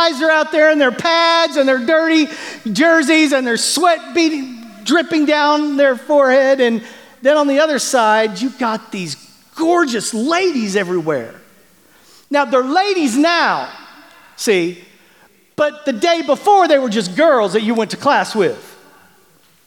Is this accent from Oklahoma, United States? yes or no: yes; Bartlesville, Oklahoma, United States; moved away; growing up in Bartlesville, Oklahoma